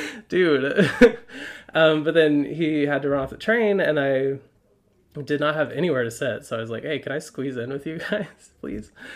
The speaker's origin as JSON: {"language": "English", "town": "Highland", "region": "Utah", "country": "United States", "tie": "born or raised there", "moved": "as an adult", "lives_now": "Brooklyn, United States", "said": "from Utah. I grew up in Highland, so Utah County proper"}